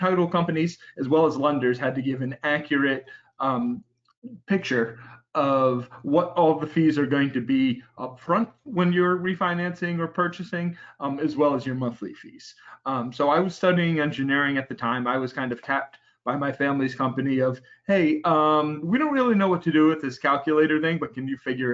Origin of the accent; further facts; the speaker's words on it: New England, United States; I grew up in New England around a family owned title company